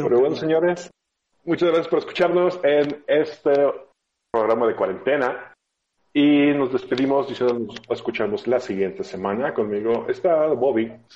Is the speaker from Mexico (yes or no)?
yes; Sinaloa, Mexico; moved away; yo vengo de Sinaloa, de una época donde no había internet, entonces solo, solo había banda